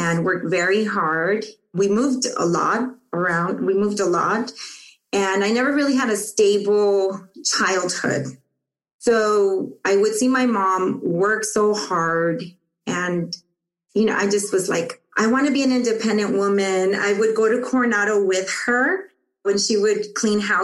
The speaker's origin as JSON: {"language": "English", "town": "Tijuana", "region": "Baja California", "country": "Mexico", "tie": "born or raised there", "also_born_or_lived": "Los Angeles, United States", "moved": "yes", "said": "we went back to Mexico because my father wanted to go back"}